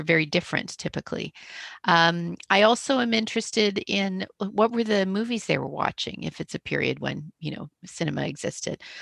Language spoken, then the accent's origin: English; Canada; accent: Canadian; also born or lived in Toronto; I live in Toronto, I'm a Canadian, uh, hence the, the funny accent